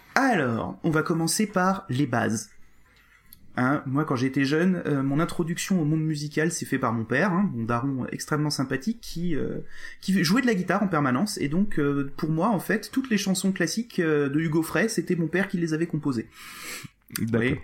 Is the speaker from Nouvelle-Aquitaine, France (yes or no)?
no; Alsace, Grand Est, France; je suis alsacien pure souche mais grosse souche bien